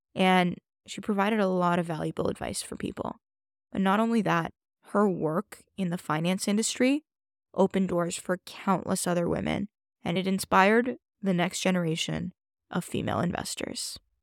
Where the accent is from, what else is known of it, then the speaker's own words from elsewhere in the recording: Toronto, Ontario, Canada; I grew up in Toronto